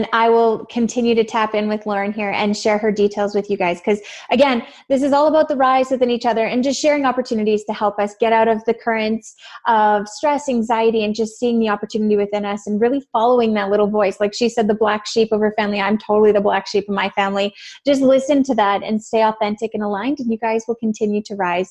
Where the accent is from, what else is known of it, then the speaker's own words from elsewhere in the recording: Canada; accent: Canadian; I guess I have an accent. I'm Canadian